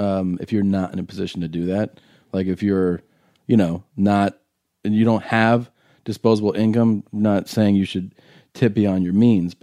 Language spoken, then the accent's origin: English; United States; I'm American